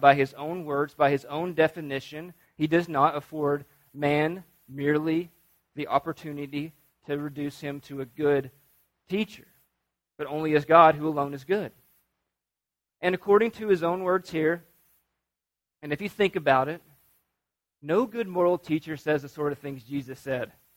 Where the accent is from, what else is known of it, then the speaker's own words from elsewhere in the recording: North Alabama, United States; I'm from North Alabama